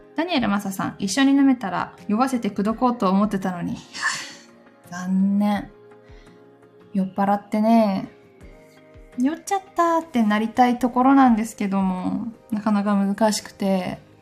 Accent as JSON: {"language": "Japanese", "region": "Gifu", "country": "Japan", "tie": "born or raised there", "moved": "yes", "said": "私の出身地、 岐阜県"}